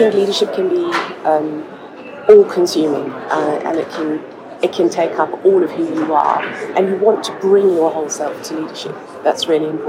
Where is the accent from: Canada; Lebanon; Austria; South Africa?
South Africa; moved away; I was born in South Africa and lived through the period of apartheid